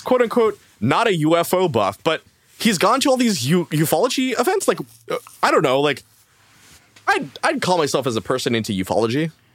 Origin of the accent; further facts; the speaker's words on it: Canada; as a Canadian